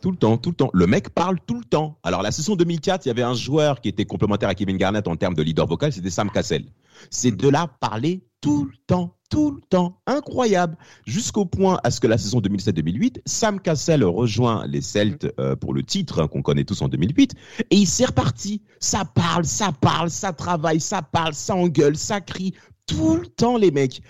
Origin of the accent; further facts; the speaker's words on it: France; also born or lived in Rennes, Brittany; nous sommes français